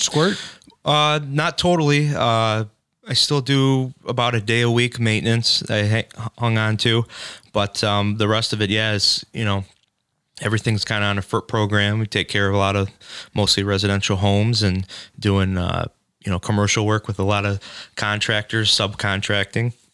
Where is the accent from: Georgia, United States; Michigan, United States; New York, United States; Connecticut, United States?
Michigan, United States; Shelby Township; now in Bruce Township, United States; I grew up in Shelby for about 22 years, but I live out uh, in uh, like Bruce Township, Romeo area now.